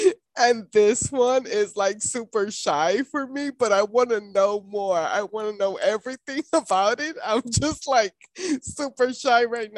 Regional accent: Puerto Rico; family, I am from Puerto Rico, and we don't have the sex conversation till like it's too late.

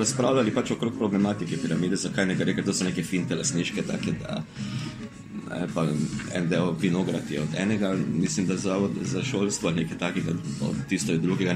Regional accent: Maribor, Slovenia

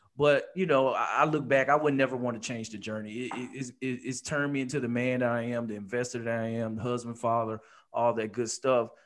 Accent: Alabama, United States; also born or lived in Detroit, Michigan; born in Detroit, Michigan, stayed there for about eight years, then moved to Alabama, back where my dad was from.

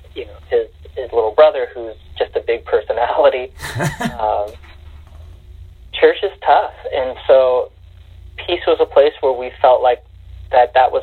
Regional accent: Northern California, United States; moved away; So I'm actually from California originally, from Northern California, where it's pretty rural

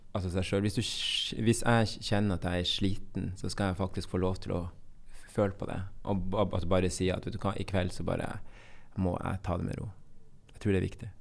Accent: Bodø, Nordland, Norway; accent: Bodø dialect; also born or lived in Colombia; jeg er fra Nord-Norge, og jeg er oppvokst

